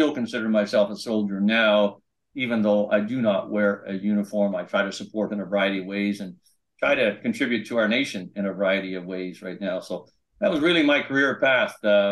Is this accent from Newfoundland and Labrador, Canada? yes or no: yes; Campbellton, Newfoundland and Labrador, Canada; moved away as an adult; I'm a Newfoundlander, you know, and I was born and grew up, and everything I am started out in Newfoundland